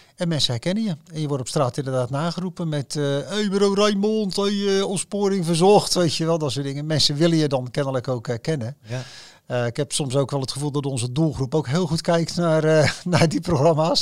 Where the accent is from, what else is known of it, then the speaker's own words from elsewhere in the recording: Rotterdam, South Holland, Netherlands; ik voel me Rotterdammer, ik ben Rotterdammer